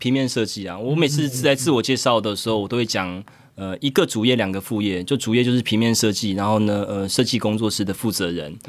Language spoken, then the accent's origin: Chinese; Zhudong, Hsinchu County, Taiwan; 至于我对于我的竹东家乡，他们会觉得我是台北人呢。